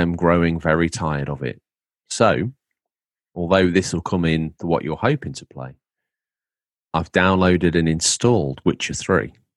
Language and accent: English; England, United Kingdom; now in New York, United States